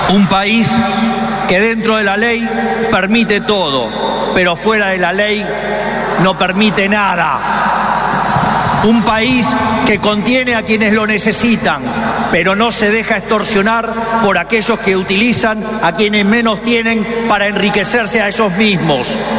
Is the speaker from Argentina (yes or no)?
yes; Argentina